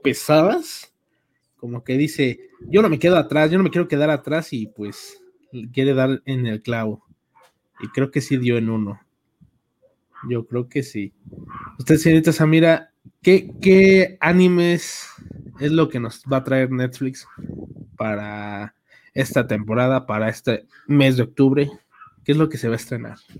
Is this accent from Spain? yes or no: no; Mexico; somos de México